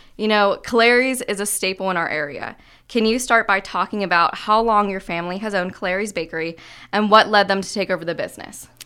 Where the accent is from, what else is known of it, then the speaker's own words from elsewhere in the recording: Johnstown, Pennsylvania, United States; moved away; I'm from Johnstown originally